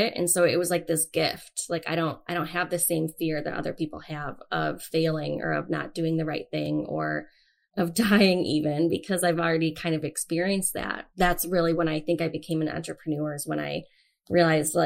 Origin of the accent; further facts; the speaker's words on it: Avon, Ohio, United States; also born or lived in Cleveland, Ohio; I grew up in a small town, Avon, Ohio, which is growing all the time